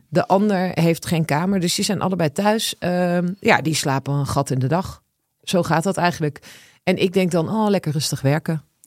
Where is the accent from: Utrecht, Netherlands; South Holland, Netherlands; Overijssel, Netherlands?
Overijssel, Netherlands; Twente; moved away; Ik ben opgegroeid in Twente